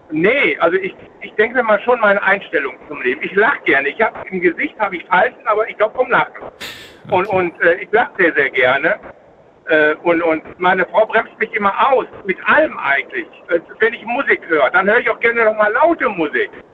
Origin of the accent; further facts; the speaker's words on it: North Rhine-Westphalia, Germany; bei uns in NRW